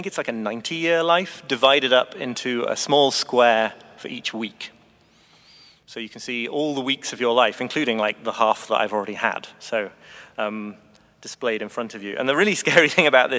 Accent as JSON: {"language": "English", "area": "the north of Britain", "region": "the north of England", "country": "United Kingdom", "said": "I'm British too. And moreover, from a part of Britain in the north where you really do have to learn to find pleasure in a walk on a windy hillside"}